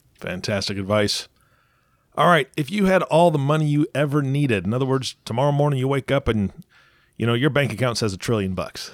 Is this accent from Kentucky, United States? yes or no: no; Seattle, Washington, United States; I'm from Seattle